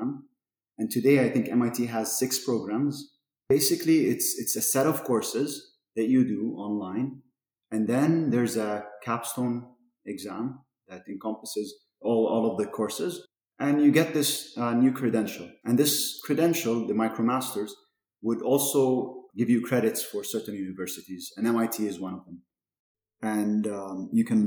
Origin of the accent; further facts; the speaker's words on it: Amman, Amman Governorate, Jordan; also born or lived in Toronto, Canada; I grew up in Amman, lived here basically all my life up until my undergrad.